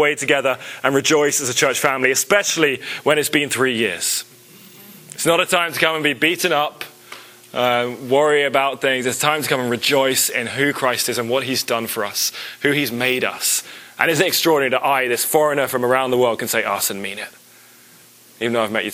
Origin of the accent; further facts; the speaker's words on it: England, United Kingdom; moved away; I was raised in England